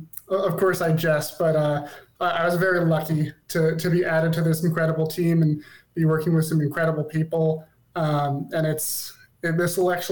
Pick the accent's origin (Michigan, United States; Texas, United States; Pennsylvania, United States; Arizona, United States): Arizona, United States; For those who don't know, I was born and raised in Arizona.